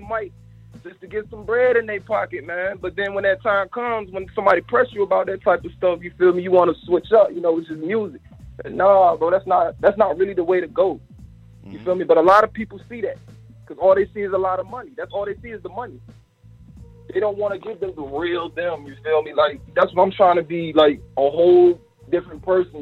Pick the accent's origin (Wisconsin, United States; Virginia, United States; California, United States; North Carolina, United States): Virginia, United States; I'm from Virginia.